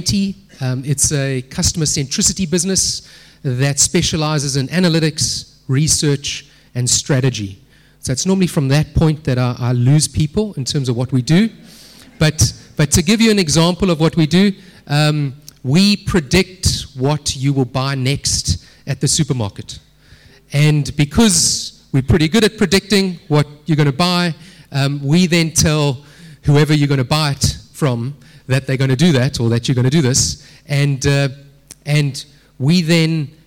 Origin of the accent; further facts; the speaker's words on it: Durban, KwaZulu-Natal, South Africa; moved away as an adult; now in Cape Town, South Africa; I grew up in Durban